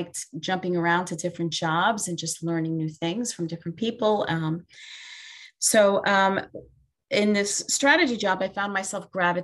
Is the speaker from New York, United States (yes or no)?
yes; New York City, New York, United States; also born or lived in Binghamton, New York; Born and raised in Brooklyn, New York, still here by choice.